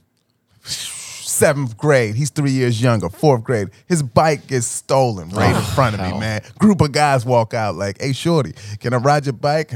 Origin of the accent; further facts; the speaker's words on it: Baltimore, Maryland, United States; Born and raised in Baltimore, Maryland